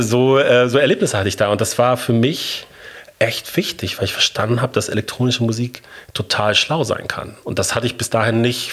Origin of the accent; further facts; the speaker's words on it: Bochum, North Rhine-Westphalia, Germany; moved away as an adult; also born or lived in Munich / Berlin / Hamburg; Ich bin in Bochum geboren und aufgewachsen